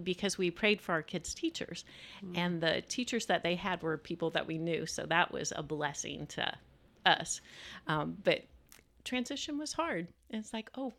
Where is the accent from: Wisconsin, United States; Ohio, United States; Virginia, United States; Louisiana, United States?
Louisiana, United States; just north of New Orleans; moved away as an adult; now in Frisco, United States; Louisiana. Okay. Just north of New Orleans. Small little town.